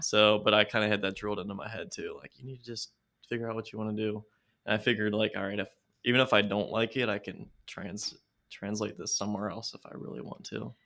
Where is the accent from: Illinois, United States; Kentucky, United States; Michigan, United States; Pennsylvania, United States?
Kentucky, United States; California; also born or lived in Foster, Kentucky; it's called California, Kentucky